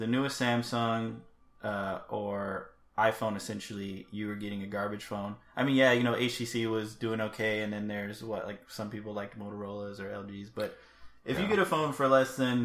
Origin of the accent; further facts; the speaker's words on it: United States; we're American